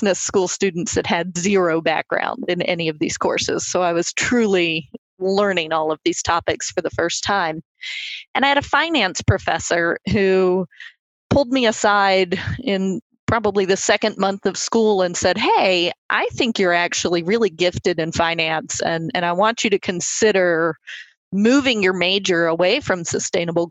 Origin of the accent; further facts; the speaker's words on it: Lynchburg, Virginia, United States; moved away; where I grew up in Lynchburg, Virginia.